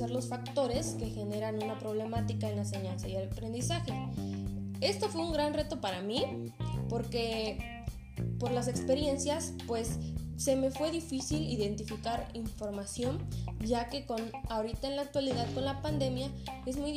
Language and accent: Spanish; Cuilapan de Guerrero, Oaxaca, Mexico; en mi comunidad que es Cuilapan